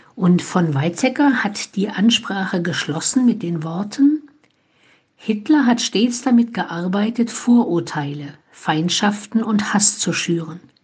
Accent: Germany; now in Olpe, Germany; hier bei uns in Deutschland

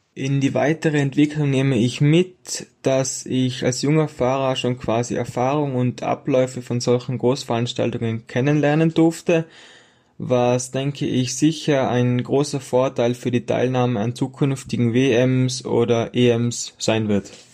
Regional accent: Tyrol, Austria; wie es sich äh, für einen Tiroler gehört

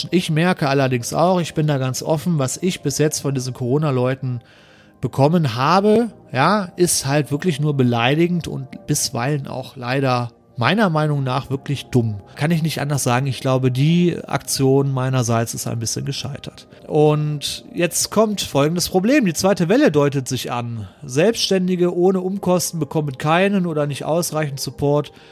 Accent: North Rhine-Westphalia, Germany; ich wohne im Ruhrgebiet, so, und ich komme aus der Nähe ursprünglich, wo auch der Wendler gewohnt hat.

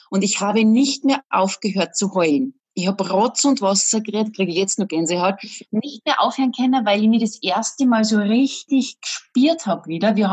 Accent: Salzburg, Austria; ich bin Salzburgerin

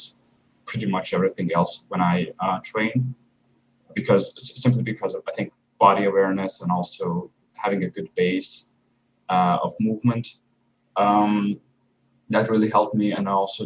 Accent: Croatia; I'm actually from a village in Croatia, which is near a city, which isn't also big

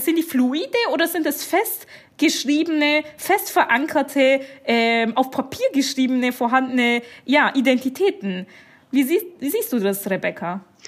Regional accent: Bavarian Swabia, Germany; aus Bayern, aus dem schwäbischen Teil von Bayern

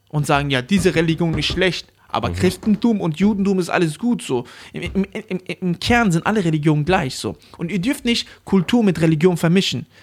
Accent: Germany; Ich liebe Deutschland, ich bin hier aufgewachsen und das ist meine Heimat.

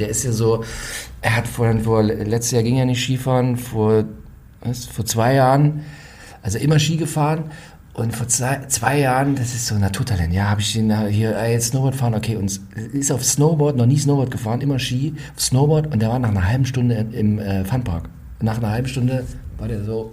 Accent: Ore Mountains foreland, Saxony, Germany; ich komme aus dem Erzgebirgsvorland. Das heißt, früher in den äh, frühen 80ern, als ich Kind war, da lag da auch noch relativ viel Schnee

